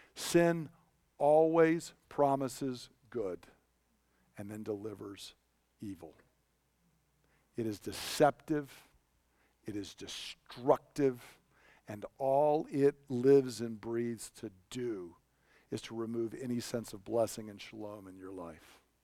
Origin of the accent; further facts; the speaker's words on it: Georgia, United States; moved away; I grew up down in Georgia